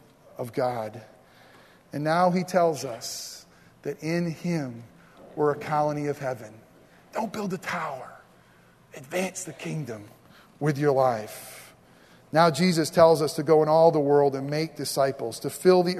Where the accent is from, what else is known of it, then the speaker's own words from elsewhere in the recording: United States; we're Americans